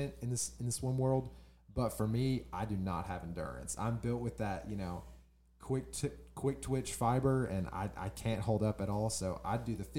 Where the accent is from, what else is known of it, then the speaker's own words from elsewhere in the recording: Carrollton, Texas, United States; moved away as an adult; now in Little Rock, United States; I grew up in Carrollton, Texas, which is a suburb of downtown Dallas